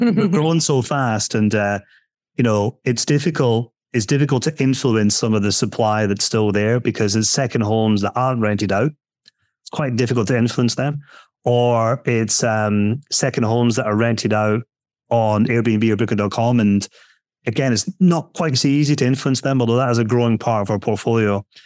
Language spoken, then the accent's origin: English; Scotland, United Kingdom; moved away; we're building a house at the moment in Scotland, uh, where I'm from, being told my accent